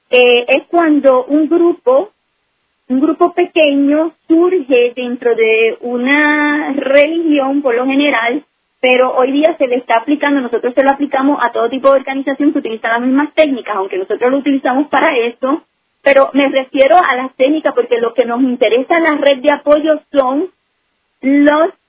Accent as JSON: {"language": "Spanish", "country": "Puerto Rico", "tie": "born or raised there", "moved": "yes", "lives_now": "New Jersey, United States", "said": "yo nací en Puerto Rico de ciudadanía en Puerto Rico, sí."}